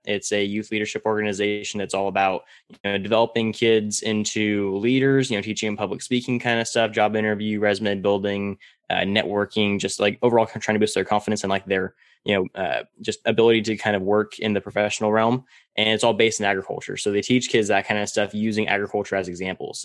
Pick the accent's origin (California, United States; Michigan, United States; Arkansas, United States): California, United States; Central; I uh, was born and raised in Central California, and I was raised all around dairy farms